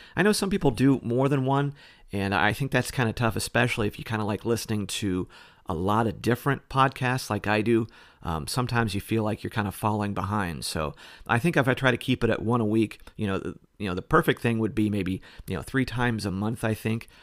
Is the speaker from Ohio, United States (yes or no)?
yes; Ohio, United States; moved away; being from Ohio and I grew up, you know, not too far south from you